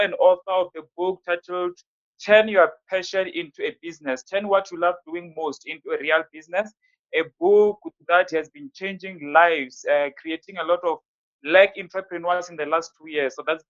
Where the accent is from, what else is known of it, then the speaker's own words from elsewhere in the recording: Limpopo, South Africa; now in Pretoria, South Africa; I was born and raised in Limpopo, currently staying in Pretoria.